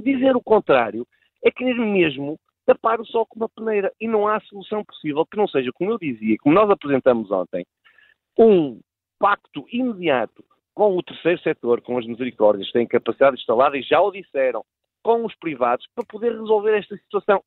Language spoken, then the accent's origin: Portuguese; Braga, Norte, Portugal; de Braga, que conheço perfeitamente, do resto de onde sou oriundo